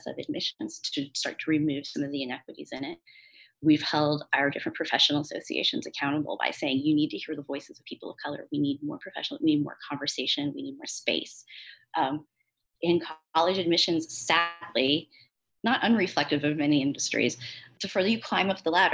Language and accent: English; St. Louis, Missouri, United States; now in New Orleans, United States; I am from St. Louis. I live in New Orleans now.